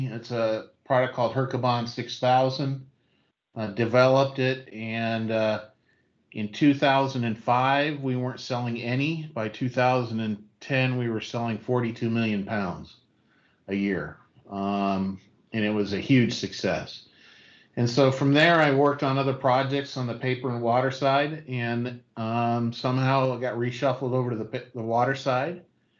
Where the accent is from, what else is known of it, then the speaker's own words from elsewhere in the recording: Bellevue, Washington, United States; moved away as an adult; also born or lived in Idaho; now in Georgia, United States; I grew up in Seattle, Washington, or a place called Bellevue. I went to the University of Idaho